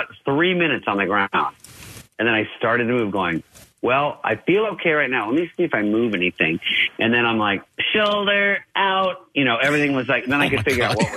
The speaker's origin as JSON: {"language": "English", "region": "Arizona", "country": "United States", "said": "I was a skateboarder from Arizona"}